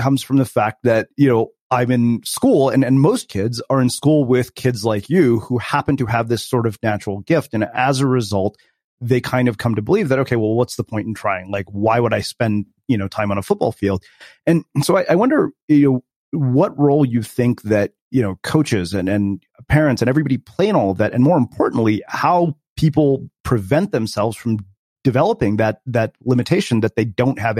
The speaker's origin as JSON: {"language": "English", "country": "India", "said": "Keep in mind, I'm Indian, so I wasn't genetically predisposed for anything like this."}